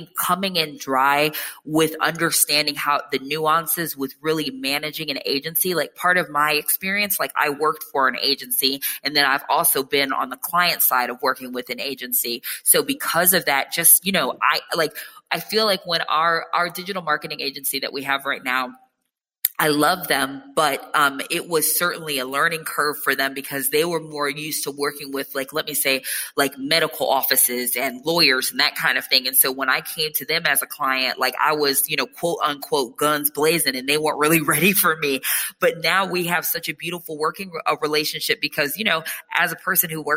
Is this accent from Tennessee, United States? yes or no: yes; Nashville, Tennessee, United States; moved away as an adult; also born or lived in New York; my parents' property was in Nashville